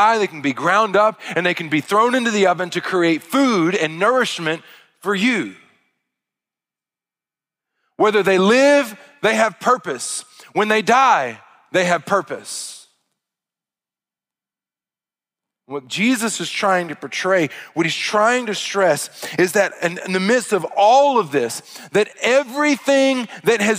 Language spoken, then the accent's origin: English; Arkansas, United States; I'm from Arkansas.